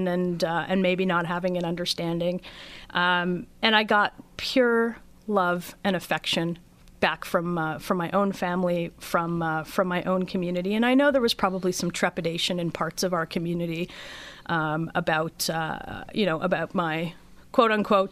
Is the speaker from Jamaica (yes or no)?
no; Thornhill, Ontario, Canada; I grew up just around the corner from where we're sitting. I grew up near Brownridge Public School. My parents moved around, never left Thornhill